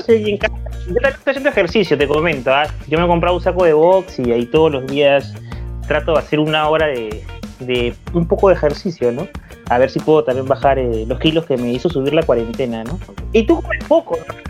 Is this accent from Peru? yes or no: yes; Peru; mi país